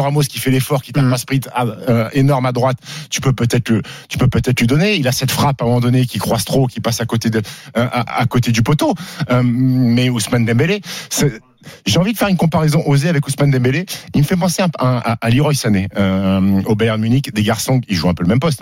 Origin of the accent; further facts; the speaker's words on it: Annecy, Auvergne-Rhône-Alpes, France; moved away; also born or lived in Caen; Moi, j'ai grandi à Annecy, donc je connais, je connais bien